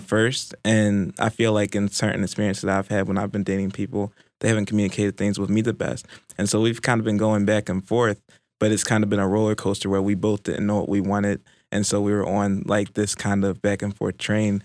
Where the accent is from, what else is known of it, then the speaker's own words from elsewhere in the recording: Baltimore, Maryland, United States; moved away; originally from Baltimore, Maryland